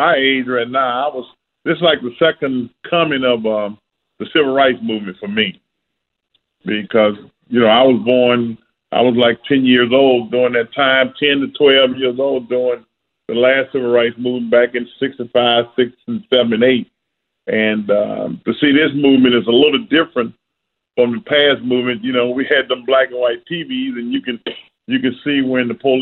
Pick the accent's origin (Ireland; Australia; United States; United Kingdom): United States; the South; growing up in the South